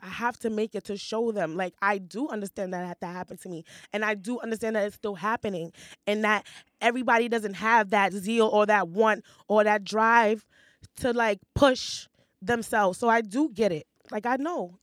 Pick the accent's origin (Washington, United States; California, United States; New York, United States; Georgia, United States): New York, United States; New York City; I grew up in Hell's Kitchen